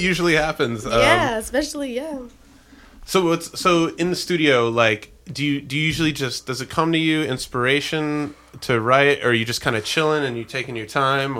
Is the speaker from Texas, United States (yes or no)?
no; New York, United States; moved away as an adult; now in Nashville, United States; I'm from New York originally, so when I moved to Nashville 6 years ago